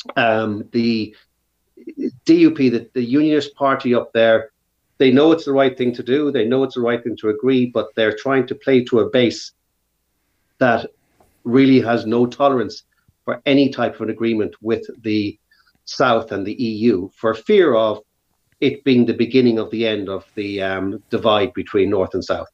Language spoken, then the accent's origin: English; Ireland; we're a very middle of the road country, and so it's it's a safe environment to work in. And we are English speaking on the edge of Europe.